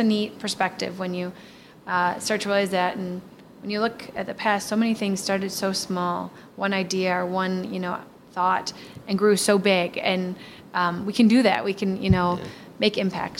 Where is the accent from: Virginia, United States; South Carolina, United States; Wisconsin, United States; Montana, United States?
Wisconsin, United States; Milwaukee; born or raised there